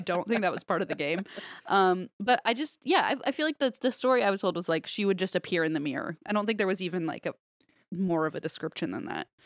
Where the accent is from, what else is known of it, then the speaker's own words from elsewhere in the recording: Ohio, United States; Growing up in Ohio, we would visit Amish country a lot